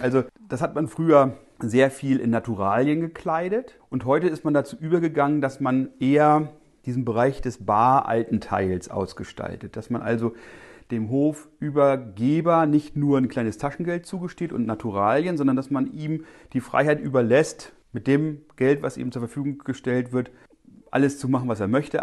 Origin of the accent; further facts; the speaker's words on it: northwest Germany, Germany; bei uns in Nordwestdeutschland, wo wir die Höfeordnung haben